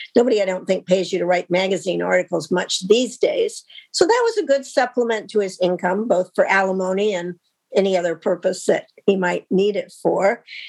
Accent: Wyoming, United States; my home state of Wyoming

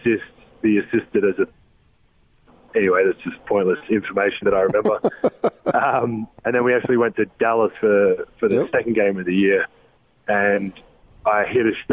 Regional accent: Australia; moved away as an adult; growing up in Australia and having Christmas in the summer

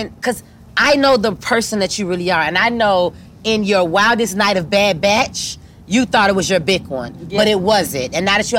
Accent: Miami, Florida, United States; We come from Miami, the home of the strip clubs.

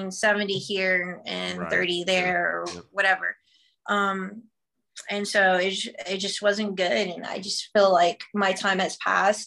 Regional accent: Texas, United States; also born or lived in Garden City, Kansas / Anchorage, Alaska; I'm from Texas

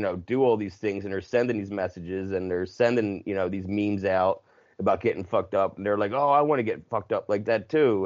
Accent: New Jersey, United States; I'm from South Jersey

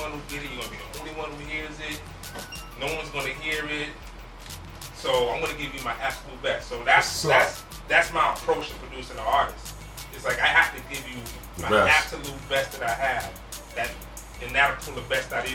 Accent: New York, United States; I'm a New Yorker.

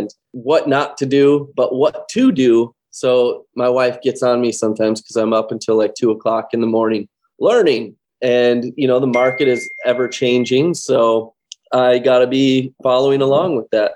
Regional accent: Los Angeles, California, United States; moved away as an adult; now in Janesville, United States; I'm actually from Southern California, born and raised in Los Angeles.

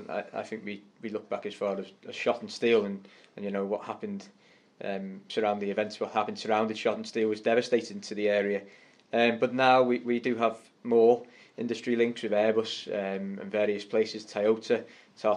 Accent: Connah's Quay, Wales, United Kingdom; Rugby's not as big in North East Wales as it is in many other places

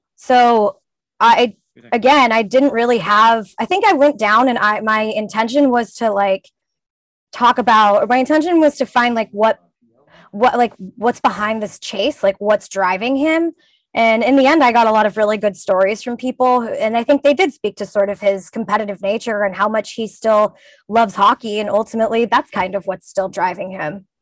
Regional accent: California, United States; I grew up in California

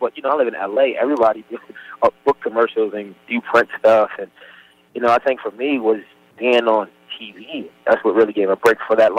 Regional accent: Baltimore, Maryland, United States; honestly, I was afraid to show the world I was from Baltimore.

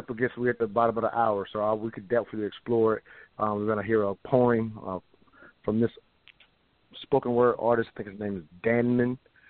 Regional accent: South Carolina, United States; I'm from South Carolina just like yourself

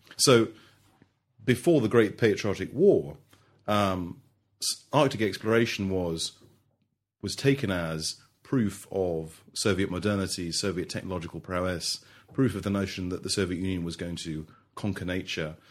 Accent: London, United Kingdom; also born or lived in Melbourne, Australia; I grew up in London

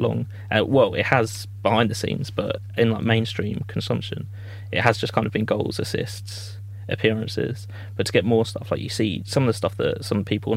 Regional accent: Croydon, London, United Kingdom; I'm from Croydon, so it's like more of like a Crystal Palace area.

